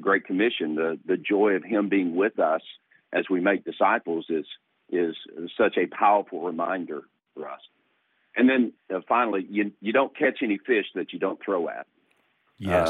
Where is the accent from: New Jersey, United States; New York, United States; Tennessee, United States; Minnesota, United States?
Tennessee, United States; East; now in Virginia, United States; I was born in East Tennessee in the Smoky Mountains, and my dad and my grandfather were trout fishermen uh, in the Smokies